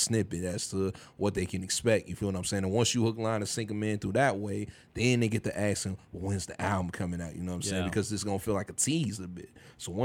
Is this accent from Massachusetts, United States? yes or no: no; Chicago, Illinois, United States; I claim, you know what I'm saying, Chicago as a whole